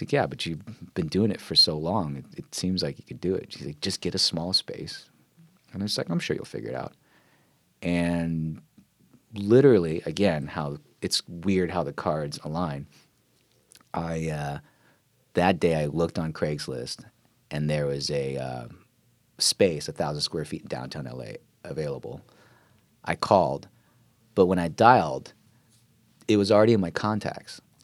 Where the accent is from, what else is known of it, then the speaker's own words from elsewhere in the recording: Silver Spring, Maryland, United States; moved away as an adult; also born or lived in New York / Philadelphia; now in California, United States; I grew up in the suburbs, um, just outside of D C, Silver Spring. I mean, that's kinda where I spent most of my childhood